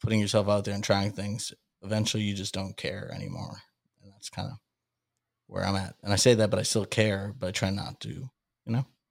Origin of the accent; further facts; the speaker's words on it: Salem, Massachusetts, United States; I grew up in the Witch City, Salem, Massachusetts